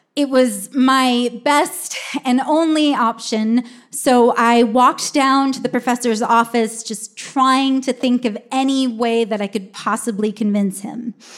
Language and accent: English; Humboldt County, California, United States; Growing up in Humboldt County